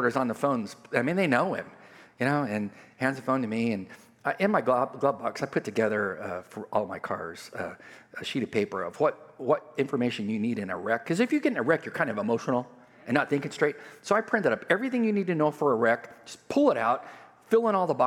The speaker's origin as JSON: {"language": "English", "region": "California", "country": "United States", "tie": "born or raised there", "moved": "yes", "said": "California, I grew up on the border"}